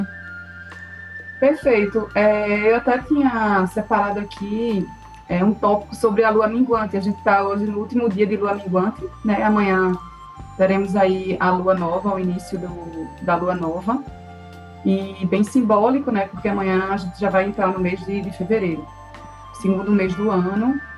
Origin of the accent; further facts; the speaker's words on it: Recife, Pernambuco, Brazil; eu nasci aqui em Recife, né? E me formei em direito graduei em direito, comecei a advogar